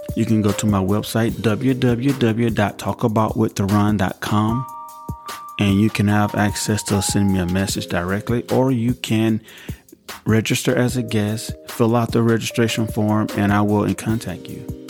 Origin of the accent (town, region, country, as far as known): United States